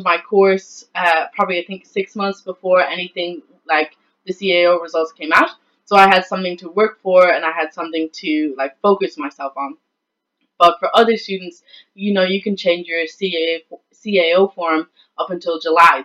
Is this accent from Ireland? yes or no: yes; west of Ireland, Ireland; I come from a very small town in the west of Ireland